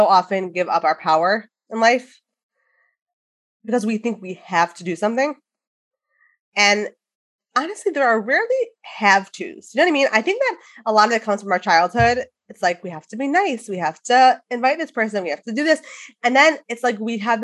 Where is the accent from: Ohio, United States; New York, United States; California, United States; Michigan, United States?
Michigan, United States; Detroit; we're both from Detroit